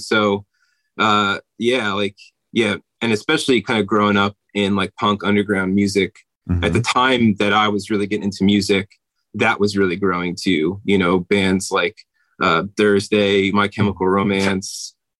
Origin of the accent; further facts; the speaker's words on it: New Jersey, United States; Yeah, the band got started outside of Dayton. I'm actually from New Jersey.